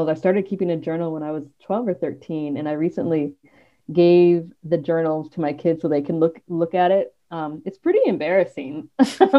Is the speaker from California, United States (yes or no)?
no; Peoria, Illinois, United States; now in Wisconsin, United States; I was born in Peoria, Illinois